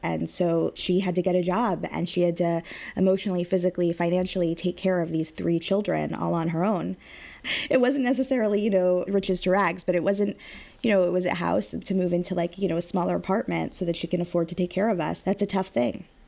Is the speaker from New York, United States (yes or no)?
no; Long Beach, California, United States; I was raised, born and raised in Long Beach, California